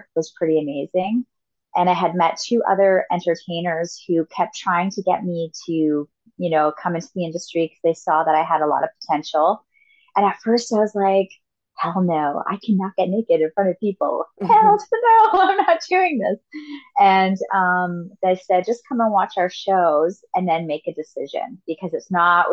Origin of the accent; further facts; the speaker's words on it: Western Canada, Canada; moved away as an adult; also born or lived in Tampa, United States; now in Key West, United States; I'm from Canada, and in Western Canada